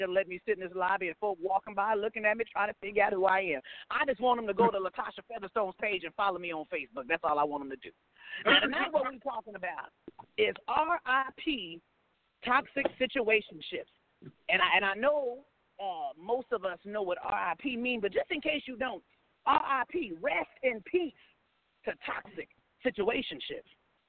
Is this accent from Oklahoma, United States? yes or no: yes; Oklahoma City, Oklahoma, United States; Well, I'm from Oklahoma City.